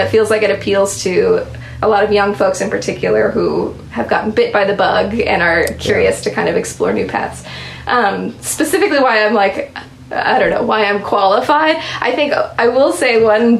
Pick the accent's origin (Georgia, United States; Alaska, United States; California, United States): Alaska, United States; Anchorage; I grew up in Anchorage, Alaska